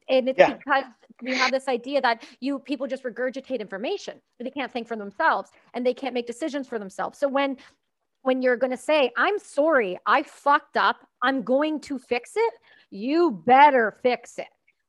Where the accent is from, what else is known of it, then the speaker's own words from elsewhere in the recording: Canada; I know, I'm Canadian.